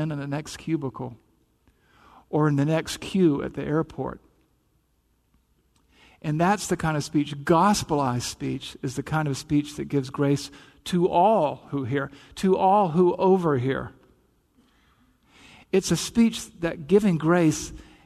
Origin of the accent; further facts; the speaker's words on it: the South, United States; accent: Southern; I'm from the South, right? You probably picked up the accent here and there.